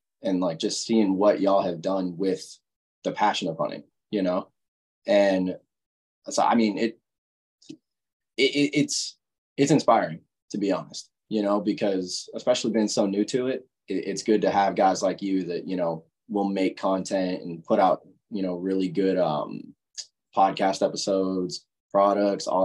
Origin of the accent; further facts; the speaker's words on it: Illinois, United States; moved away; I'm originally from Illinois